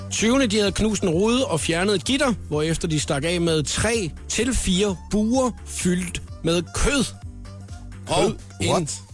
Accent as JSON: {"language": "Danish", "area": "Funen", "region": "Southern Denmark", "country": "Denmark", "moved": "yes", "said": "jeg er hjemme på Fyn"}